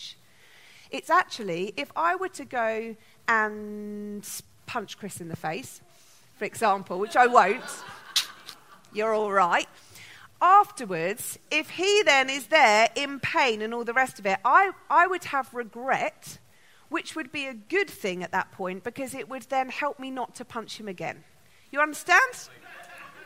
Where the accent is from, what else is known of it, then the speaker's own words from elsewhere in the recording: London, United Kingdom; I was born in London